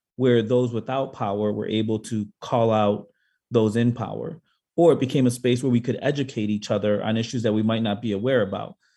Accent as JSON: {"language": "English", "town": "Chicago", "region": "Illinois", "country": "United States", "tie": "born or raised there", "said": "I um, am born and raised in Chicago, and I grew up on the South Side"}